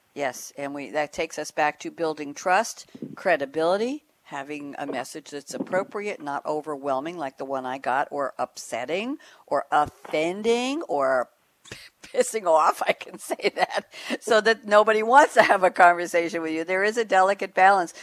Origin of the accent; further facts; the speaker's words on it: New York City, New York, United States; moved away as an adult; also born or lived in Great Neck, New York / Long Island; now in Durham, United States; I grew up in in Queens, uh, in Douglaston, Long Island, Douglaston, New York, actually the borough of Queens